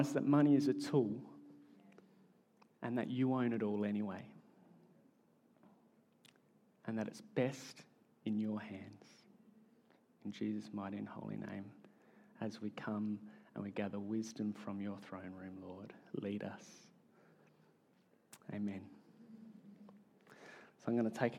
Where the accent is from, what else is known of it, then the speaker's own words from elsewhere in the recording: Australia; accent: Australian; my Australian accent